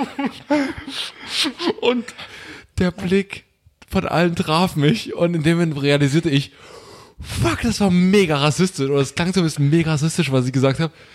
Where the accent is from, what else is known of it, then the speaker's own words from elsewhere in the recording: Saxony, Germany; also born or lived in Greifswald; now in Berlin, Germany; ich komme aus Sachsen